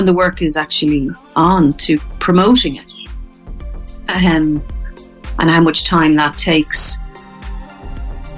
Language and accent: English; Dublin, Leinster, Ireland; moved away as an adult; also born or lived in Connemara / Kilkenny; now in Thomastown, Ireland; I'm originally from Dublin, but I moved to Connemara in 2003